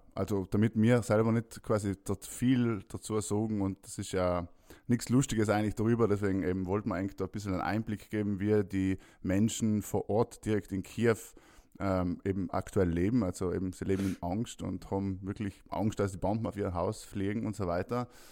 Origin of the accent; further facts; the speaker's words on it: South Tyrol, Trentino-Alto Adige, Italy; Mir als Südtiroler